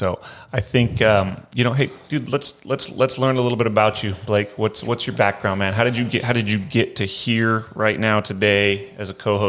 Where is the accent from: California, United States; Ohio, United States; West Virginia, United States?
California, United States; Half Moon Bay; Yeah, I grew up in Half Moon Bay, which is near and dear to my heart, super nostalgic about it.